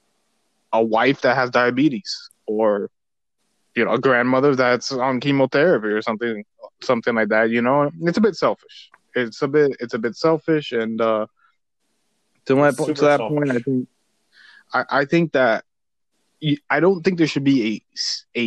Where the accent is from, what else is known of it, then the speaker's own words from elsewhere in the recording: United States; we're both Americans. We're both born here